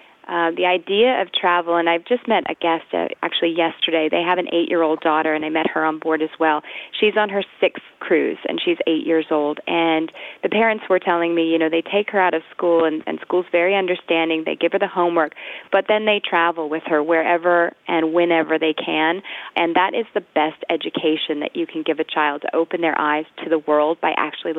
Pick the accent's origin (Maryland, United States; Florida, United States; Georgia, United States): Georgia, United States; Augusta; also born or lived in San Francisco / Michigan / California / London; Well, I was born in San Francisco, but we moved around a lot. My family, my dad was working for Bechtel, so we lived in Michigan. We lived in California. I mostly grew up in Augusta, Georgia.